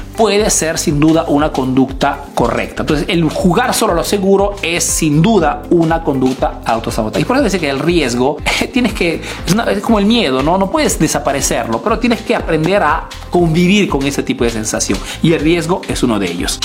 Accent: Peru; now in Italy

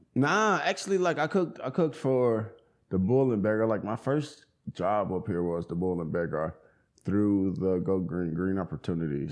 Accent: Charlotte, North Carolina, United States; now in Asheville, United States; I grew up in Charlotte, homie. Grew up in Charlotte on the north side

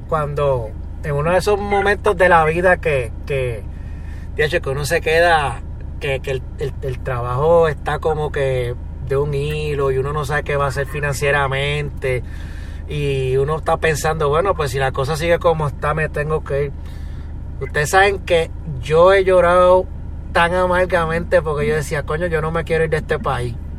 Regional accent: Puerto Rico

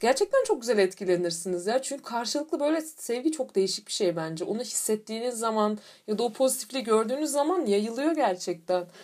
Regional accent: Turkey

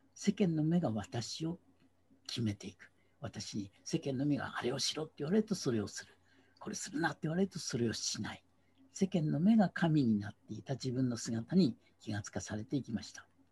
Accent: Kagoshima, Japan; 九州の一番南、鹿児島で育ちました

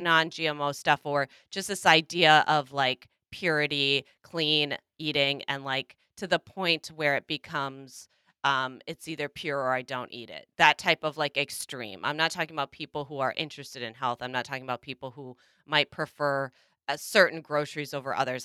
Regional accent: Minnesota, United States; my home state, Minnesota

